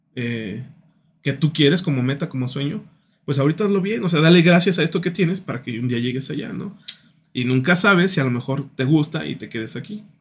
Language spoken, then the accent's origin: Spanish; San Luis Potosí, Mexico; somos potosinos, somos mexicanos